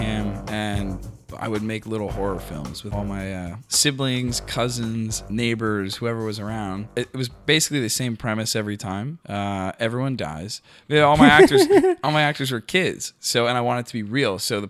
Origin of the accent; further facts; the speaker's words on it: Tampa, Florida, United States; Tampa, Florida. God's gift to America.